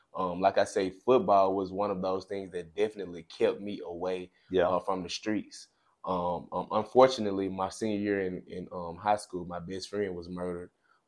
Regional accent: Clarksdale, Mississippi, United States; I grew up in Clarksdale, Mississippi, a town that we both are familiar with.

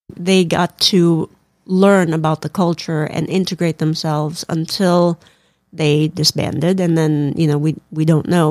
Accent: Philippines; moved away; growing up in the Philippines, we, you know, we, we learned about the Bible

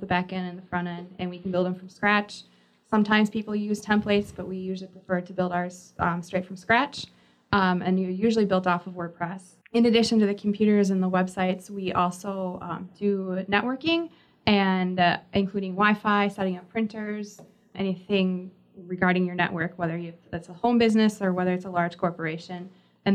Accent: Fox Valley, Wisconsin, United States; also born or lived in Indiana; now in Milwaukee, United States; I was raised in the Fox Valley area.

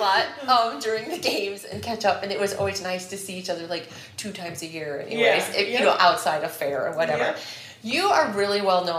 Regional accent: North Cedar District, Iowa, United States; so we are from the North Cedar District

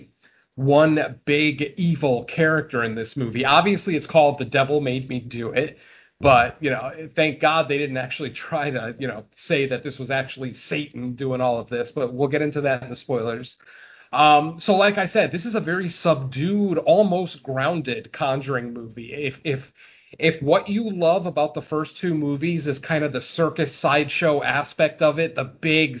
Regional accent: Waterbury, Connecticut, United States; I'm from Waterbury, Connecticut, which is probably about 25 minutes away from where this crime took place

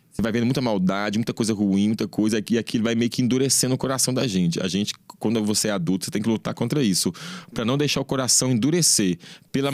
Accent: Belo Horizonte, Minas Gerais, Brazil; born or raised there

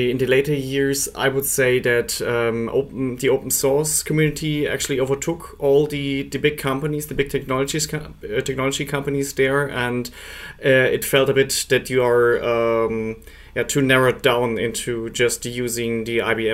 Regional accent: Munich, Bavaria, Germany; moved away as an adult; now in Switzerland; I'm originally from Munich, but I'm based in Switzerland

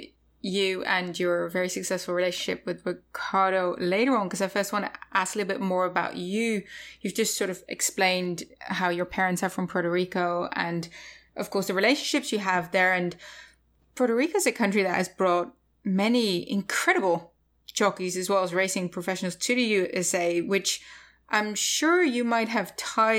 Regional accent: Netherlands; now in United States; I'm Dutch, so I'm currently on two concurrent visas here in the US.

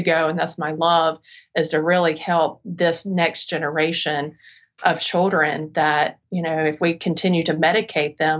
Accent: Charlotte, North Carolina, United States; I'm from the Charlotte area, so I came back and wanted to start my practice here because I knew this area didn't have what I needed when I was a child

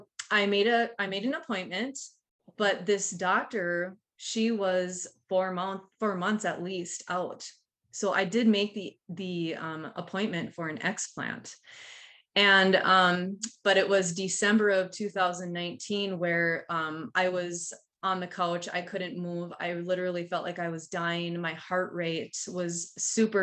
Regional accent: Duluth, Minnesota, United States; I'm from Duluth, Minnesota

